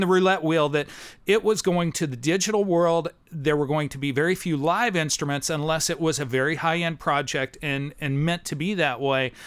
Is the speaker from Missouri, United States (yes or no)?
yes; near Kirksville, Northeast Missouri, United States; moved away as an adult; also born or lived in Columbia, Missouri; now in Nashville, United States; I grew up in Missouri. I was a farm kid